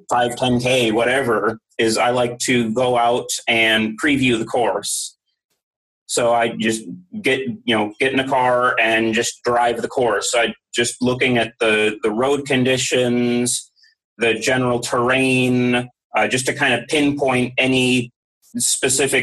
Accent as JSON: {"language": "English", "town": "Mount Airy", "region": "Maryland", "country": "United States", "tie": "born or raised there", "said": "I grew up in Mount Airy, Maryland"}